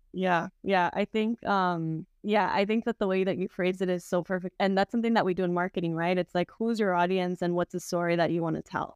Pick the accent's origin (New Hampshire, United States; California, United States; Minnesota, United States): California, United States; South Gate, Southeast Los Angeles; I grew up in Southie, which is a city in, like, Southeast L